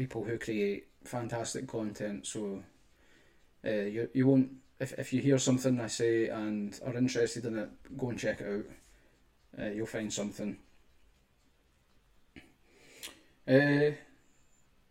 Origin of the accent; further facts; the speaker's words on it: Scotland, United Kingdom; I'm from Scotland